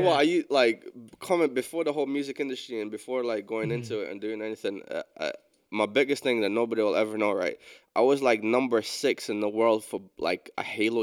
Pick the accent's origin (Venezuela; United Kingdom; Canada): United Kingdom; Scotland; also born or lived in London